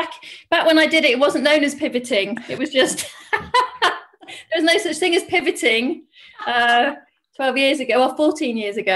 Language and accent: English; East Midlands, United Kingdom; It was actually Margaret Thatcher's old school in Grantham. So I'm from Lincolnshire.